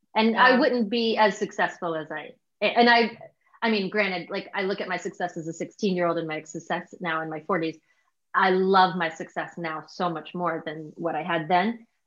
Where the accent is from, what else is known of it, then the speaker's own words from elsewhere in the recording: Virginia, United States; I'm in from the South in Virginia